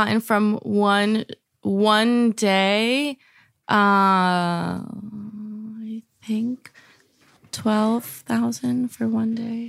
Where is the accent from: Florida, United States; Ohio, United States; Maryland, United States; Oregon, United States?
Florida, United States; Miami; I'm actually from Miami, so I'm from Plastic Surgery City.